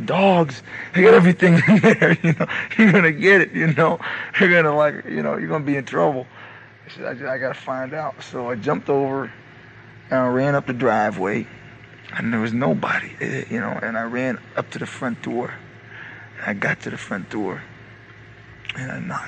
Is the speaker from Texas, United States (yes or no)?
no; New Jersey, United States; We're from New Jersey